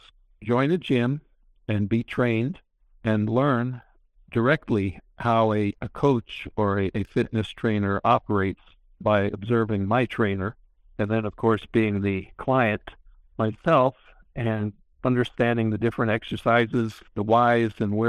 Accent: New York, United States; I grew up in New York

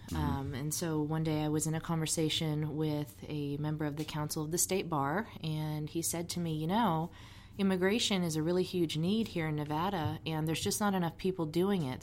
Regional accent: Switzerland; born there; And it's funny because I was born in Switzerland. I'm a dual national

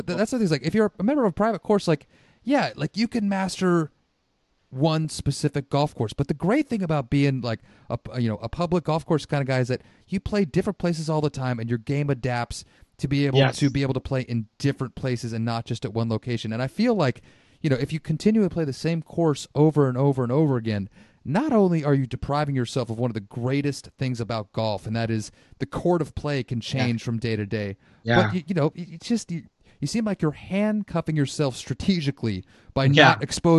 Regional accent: Santa Rosa, California, United States; So I grew up in the North Bay. I grew up in Santa Rosa.

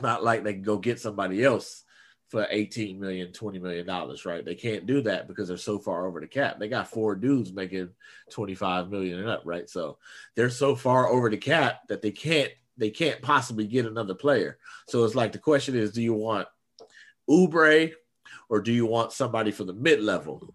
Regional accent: Oakland, California, United States; I'm from East Oakland

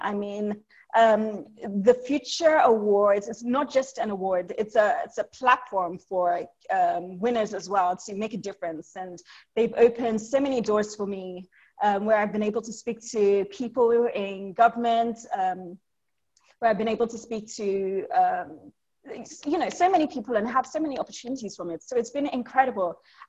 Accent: Nigeria; now in Lagos, Nigeria; So I'm Nigerian, but my family is from Ibadan, which is a couple of hours away from Lagos, where I am.

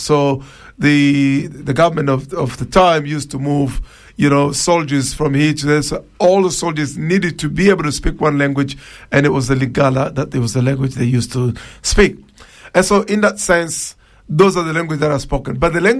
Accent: Luba area, DR Congo; first language Tshiluba; English is a second language; moved away; You've got the language called Chiluba, which is my mother tongue. That's where I come from.

